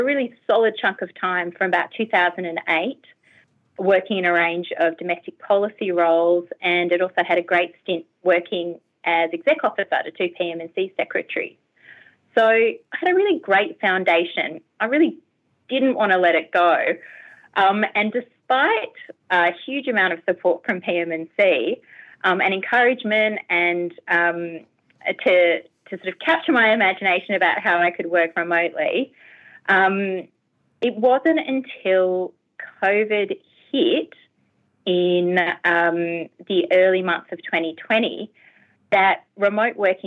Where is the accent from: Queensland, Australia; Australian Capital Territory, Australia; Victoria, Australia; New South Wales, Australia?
Australian Capital Territory, Australia; Canberra; moved away as an adult; now in Hobart, Australia; I'm not actually a native Tasmanian. I'm a native Canberran. So I grew up in Canberra.